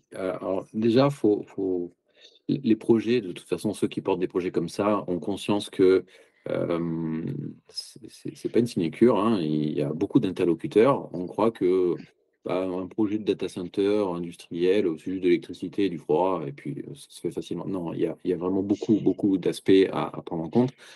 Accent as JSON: {"language": "French", "town": "Marseille", "region": "Provence-Alpes-Côte d'Azur", "country": "France", "tie": "born or raised there", "said": "je suis Marseillais d'origine, je, connais bien, c'est ma ville de cœur, j'ai vécu toujours dans le sud de la France"}